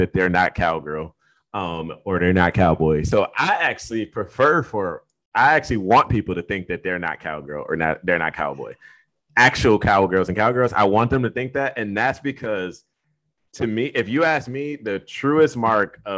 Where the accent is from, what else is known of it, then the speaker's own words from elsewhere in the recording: Detroit, Michigan, United States; now in South Texas, United States; I grew up in Michigan in the city